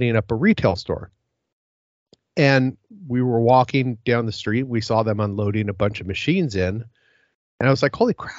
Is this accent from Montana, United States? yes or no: no; Seattle, Washington, United States; also born or lived in West Coast; now in Vancouver, Canada; Originally, I'm from Seattle, and then I moved around the West Coast for a little bit, and then ended up in the Vancouver area.